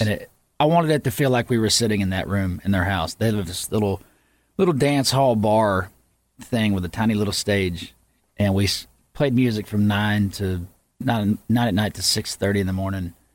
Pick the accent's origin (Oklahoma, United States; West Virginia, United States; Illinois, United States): Oklahoma, United States; Yukon; moved away; I moved away from Yukon, Oklahoma and I came back